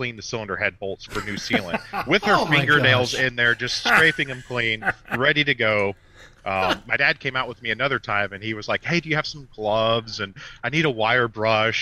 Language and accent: English; Rockford, Illinois, United States; I grew up in Rockford, so you'd have snow a lot